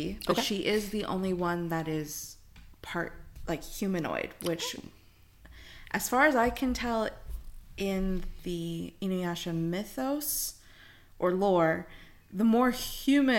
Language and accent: English; Kansas, United States; I'm from Kansas